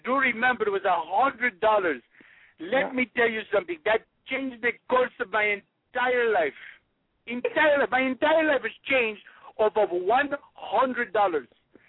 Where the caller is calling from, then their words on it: New Delhi, Delhi, India; That's a joke. I'm calling from New Delhi.